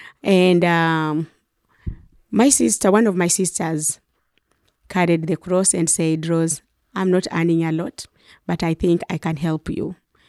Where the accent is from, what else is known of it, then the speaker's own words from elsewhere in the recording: Western Kenya, Kenya; I was born in Western Kenya in a family of six, and I am the youngest of six. And my parents were peasant farmers.